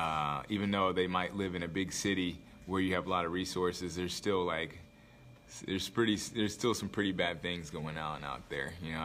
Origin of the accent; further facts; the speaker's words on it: Anchorage, Alaska, United States; I am from Alaska, Anchorage, Alaska. I went to high school in Anchorage, Alaska. From there, I moved around a lot because I was a military brat, but I ended up going to high school in Alaska, so I call that home